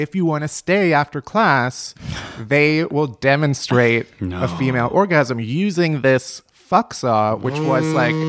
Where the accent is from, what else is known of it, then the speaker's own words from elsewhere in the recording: Chicago, Illinois, United States; I grew up in Chicago. I went to Northwestern.